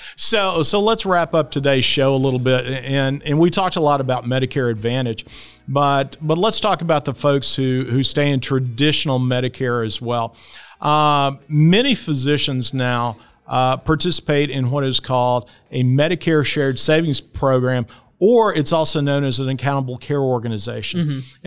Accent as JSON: {"language": "English", "town": "Dallas", "region": "Texas", "country": "United States", "tie": "born or raised there", "said": "I grew up here in Dallas too"}